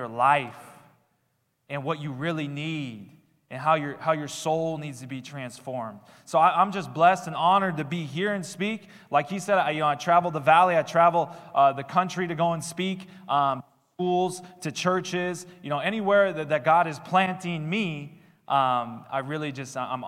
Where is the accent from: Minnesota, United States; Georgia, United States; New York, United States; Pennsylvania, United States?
Minnesota, United States; I did the church thing growing up in Minnesota.